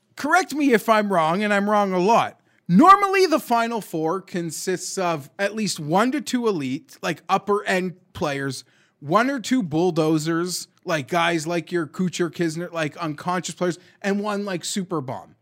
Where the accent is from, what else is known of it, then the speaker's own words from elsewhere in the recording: Canada; We're Canadian